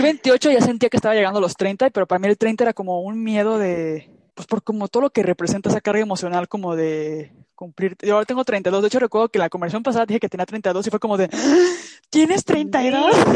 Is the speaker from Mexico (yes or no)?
yes; Mexico; now in Europe; siento que mexicanos somos muy de, ya luego veo